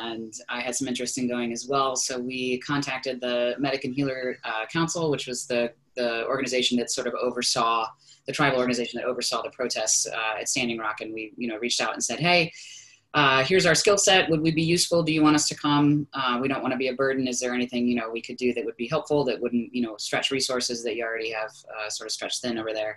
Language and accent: English; Columbus, Ohio, United States; I'm from Columbus